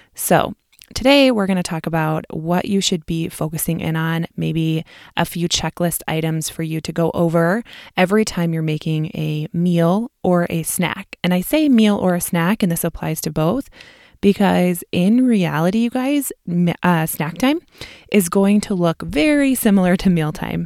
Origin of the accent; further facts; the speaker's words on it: Midwest, United States; accent: Midwestern; my Midwestern accent